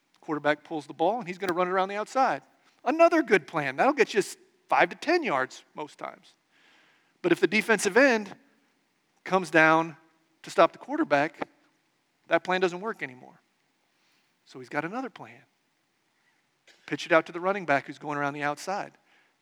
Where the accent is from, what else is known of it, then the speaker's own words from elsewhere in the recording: Nebraska, United States; I grew up in Nebraska in the 1980s and 90s